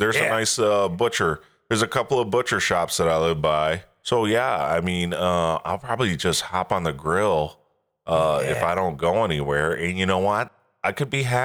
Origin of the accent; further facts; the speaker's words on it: Michigan, United States; growing up in the Michigan fall